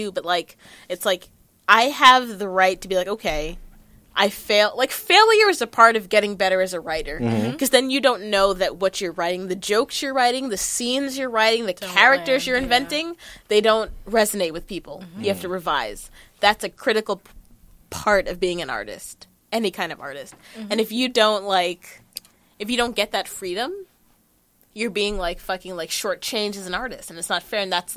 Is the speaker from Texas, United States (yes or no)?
no; New York City, New York, United States; I'm from Cambria Heights